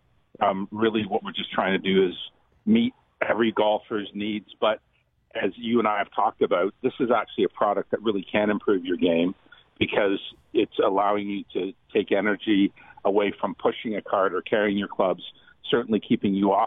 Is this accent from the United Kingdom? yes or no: yes; Scotland, United Kingdom; I'm Scottish.